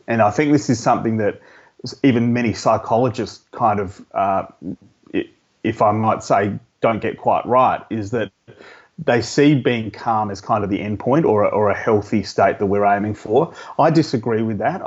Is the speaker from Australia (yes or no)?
yes; Adelaide, South Australia, Australia; I grew up in Adelaide